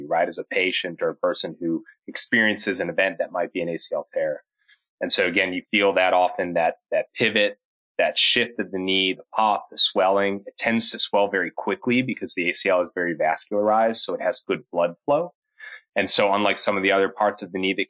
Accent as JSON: {"language": "English", "town": "Chicago", "region": "Illinois", "country": "United States", "tie": "born or raised there", "also_born_or_lived": "Cleveland, Ohio", "moved": "as an adult", "lives_now": "Charlotte, United States", "said": "born and bred in the Midwest, Chicagoland area"}